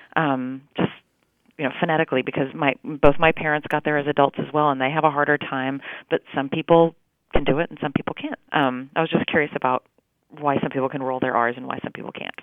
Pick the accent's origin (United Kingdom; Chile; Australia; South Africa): Chile; first language Spanish; English is a second language; now in Fort Worth, United States; I grew up in South America in Chile